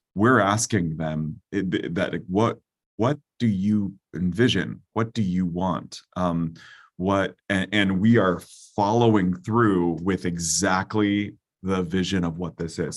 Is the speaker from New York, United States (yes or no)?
no; California, United States; now in Philadelphia, United States; as a Californian